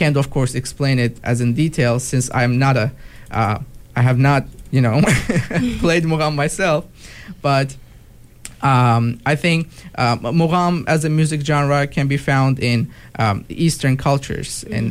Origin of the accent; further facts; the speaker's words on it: Baku, Azerbaijan; moved away as an adult; now in United States; Like Baku, which is also my hometown and capital city of Azerbaijan